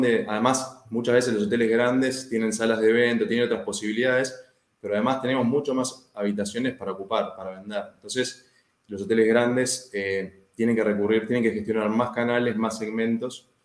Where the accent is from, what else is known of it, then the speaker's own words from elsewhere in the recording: Uruguay; yo vivo en Uruguay, soy uruguayo